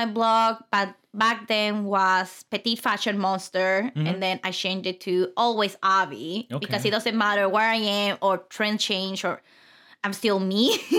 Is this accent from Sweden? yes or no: no; Mexicali, Baja California, Mexico; English is a second language; moved away as an adult; now in Phoenix, United States; So I was born and raised in Mexico, mm-hmm. Mexicali, Baja California. Okay. Moved to Phoenix around 6 years now.